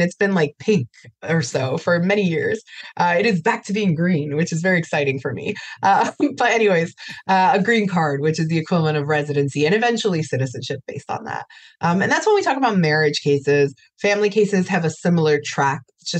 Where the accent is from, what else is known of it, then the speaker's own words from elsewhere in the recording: Miami, Florida, United States; born there; So similar to you, I was born here in Miami.